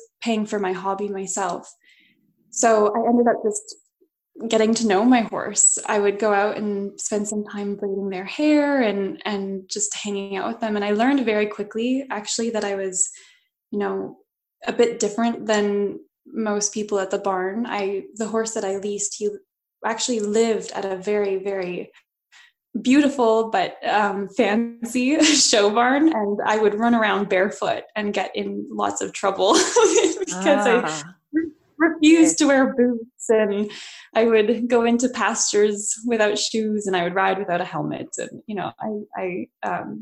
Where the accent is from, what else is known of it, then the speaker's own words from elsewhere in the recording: Edmonton, Alberta, Canada; So I grew up in Edmonton, Alberta, and then now I just live outside of Edmonton